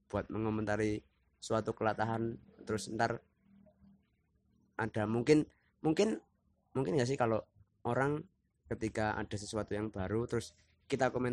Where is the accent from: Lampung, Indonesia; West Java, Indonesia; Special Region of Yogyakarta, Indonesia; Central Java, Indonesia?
Special Region of Yogyakarta, Indonesia; Yogyakarta; Misalnya uh, kan kita dari Jogja